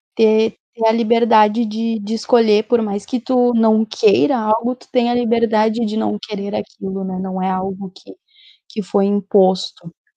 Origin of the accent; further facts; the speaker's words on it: São Jerônimo, Rio Grande do Sul, Brazil; also born or lived in Santa Cruz do Sul; sou de São Jerônimo, também conhecida como Terra do Arthur. Morei, morei muitos anos em Santa Cruz do Sul, agora voltei para São Jerônimo